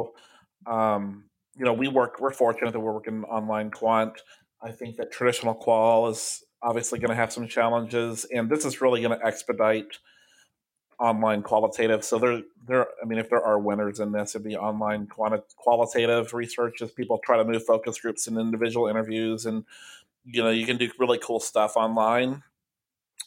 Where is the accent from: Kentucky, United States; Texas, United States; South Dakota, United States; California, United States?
Kentucky, United States; we're both from Kentucky